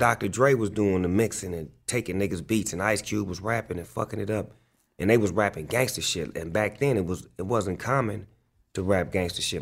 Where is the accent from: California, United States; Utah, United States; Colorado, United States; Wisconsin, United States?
California, United States; Long Beach; I grew up in Long Beach, California, on the east side of Long Beach